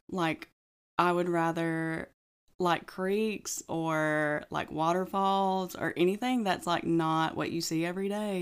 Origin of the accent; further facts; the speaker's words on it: Huntsville, Alabama, United States; moved away as an adult; now in Gadsden, United States; I'm originally from Huntsville.